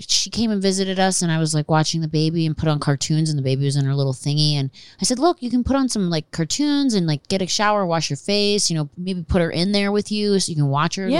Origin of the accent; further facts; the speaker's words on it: Philadelphia, Pennsylvania, United States; Pennsylvania. Philadelphia, outside Philadelphia.